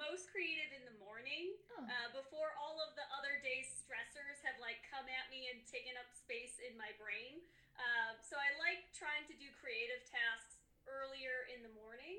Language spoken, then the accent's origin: English; Chicago, Illinois, United States; now in Colorado, United States; I grew up in the Chicagoland area and now I'm in Colorado.